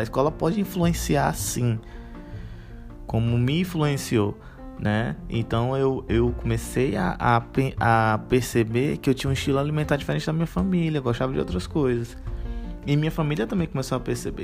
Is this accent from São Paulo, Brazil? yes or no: no; Fortaleza, Ceará, Brazil; aqui em Fortaleza a gente chama de chilito